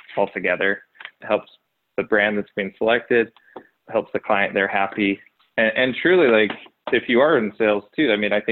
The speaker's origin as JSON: {"language": "English", "town": "Logan", "region": "Utah", "country": "United States", "tie": "born or raised there", "lives_now": "Salt Lake Valley, United States", "said": "I grew up in Logan, Utah, smaller town, but not really"}